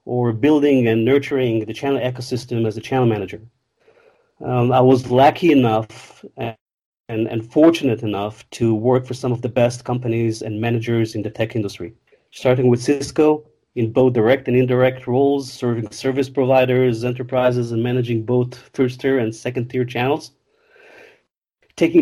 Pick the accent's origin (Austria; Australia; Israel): Israel; I was born and raised in Israel, not far from Tel Aviv